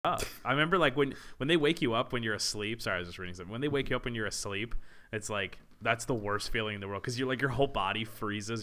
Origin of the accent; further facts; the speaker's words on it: La Plata, Maryland, United States; first language English; good old La Plata, Maryland